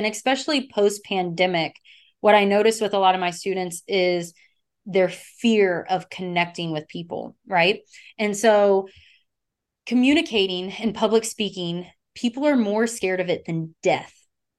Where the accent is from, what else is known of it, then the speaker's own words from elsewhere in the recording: the South, United States; because I'm from the South.